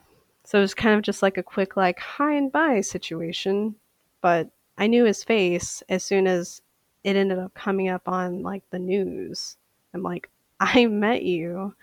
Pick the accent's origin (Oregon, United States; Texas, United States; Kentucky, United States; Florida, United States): Kentucky, United States; Bardstown; now in St. Paul, United States; I come from a small town in Kentucky called Bardstown, Kentucky, that is known as the bourbon capital of the world.